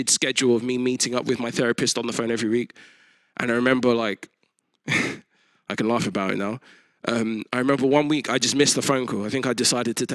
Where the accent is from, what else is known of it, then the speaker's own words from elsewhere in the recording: United Kingdom; as a Christian and a British person, but also identifying as a Nigerian